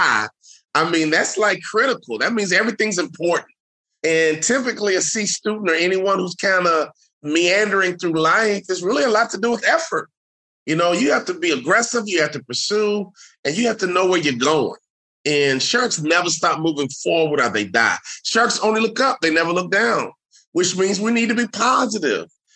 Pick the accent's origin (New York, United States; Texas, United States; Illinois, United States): Illinois, United States; Chicago; moved away as an adult; also born or lived in Salt Lake City; I'm from Chicago